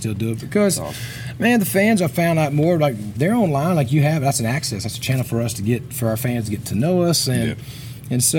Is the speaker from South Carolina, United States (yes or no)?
yes; Sumter, South Carolina, United States; now in Nashville, United States; I am from Sumter, South Carolina. I've been in Nashville for a little while